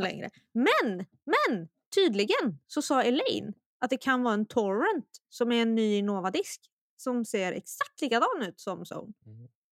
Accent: Sweden; jag är att vara svensk

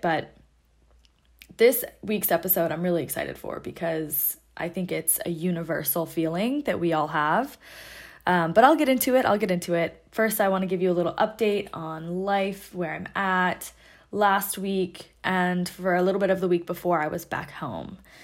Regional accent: Seattle, Washington, United States; moved away as an adult; I grew up in Seattle, lived there for twenty-two years, went to high school and college there

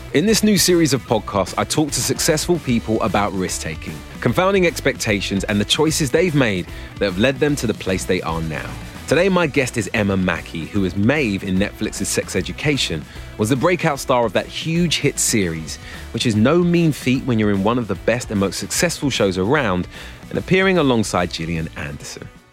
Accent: London, United Kingdom; I was born and raised around here in North London, yeah. and then when I was 14, I crossed the river and moved to Southeast London

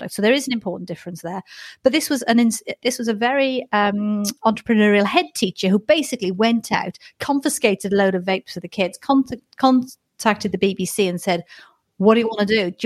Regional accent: Wales, United Kingdom; I'm Welsh

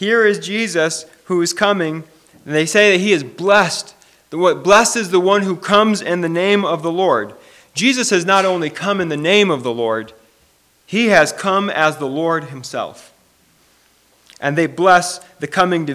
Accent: Michigan, United States; now in Minnesota, United States; I grew up in Michigan, and when I came to Minnesota

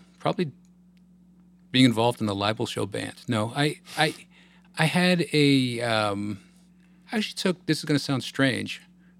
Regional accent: Northern Virginia, United States; also born or lived in Los Angeles, California; For a family that was from the city and eventually Long Island. But for the most part, I grew up outside of D.C. in Northern Virginia.

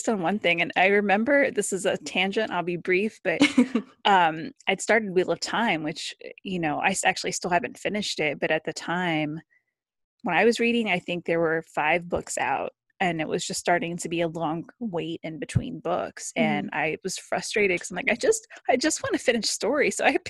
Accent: Ohio, United States; I'm from Ohio, kind of in the middle of the country. So it was a big deal to go to California.

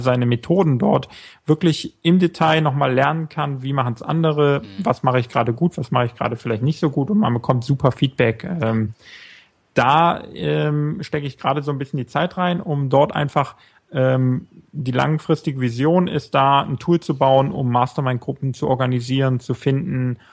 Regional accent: small town beyond Mönchengladbach, westernmost Germany, North Rhine-Westphalia, Germany; aus einem kleineren Ort Richtung, mehr Richtung Mönchengladbach, sogar noch hinter Mönchengladbach. Ganz an der, an der westlichsten Stelle von Deutschland

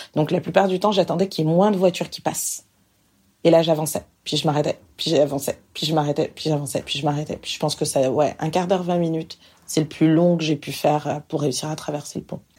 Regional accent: France; moved away as an adult; now in Montreal, Canada; je suis française

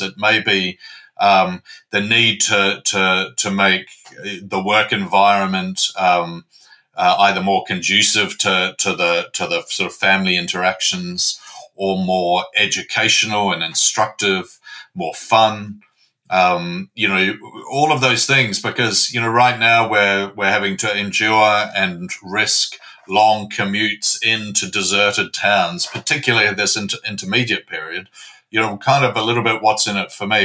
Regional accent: New Zealand; moved away as an adult; now in London, United Kingdom; I'm a Kiwi. I'm a boy from Aotearoa, the land of the long white cloud.

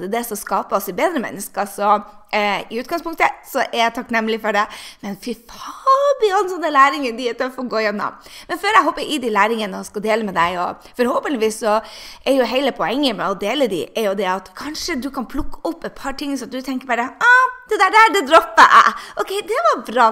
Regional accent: Norway; now in United States; jeg er jo norsk.

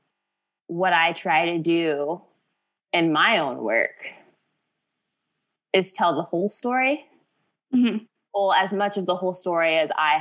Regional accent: United States; my entire childhood, I have lived in the United States.

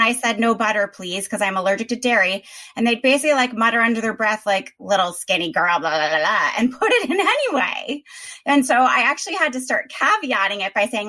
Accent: United States; also born or lived in New York City; I'm as American as they get

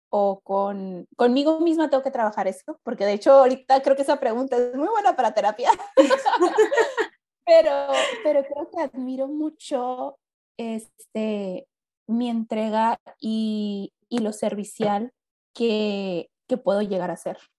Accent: Mexicali, Baja California, Mexico; first language Spanish; aquí en Mexicali, en mi ciudad natal

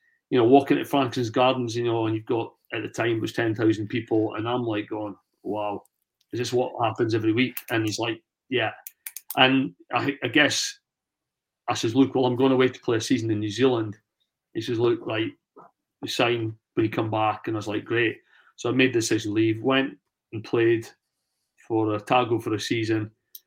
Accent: Scotland, United Kingdom; oh, that's, you know, that accent's, where are you from? So I'm over for Scotland. I'm going to play.

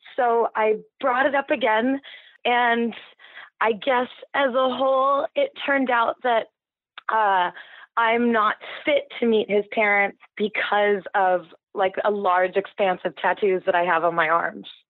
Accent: Santa Barbara, California, United States; also born or lived in Mexico; now in San Francisco, United States; I'm from Santa Barbara, and we had a house in Mexico growing up, so we spent all our summers down there

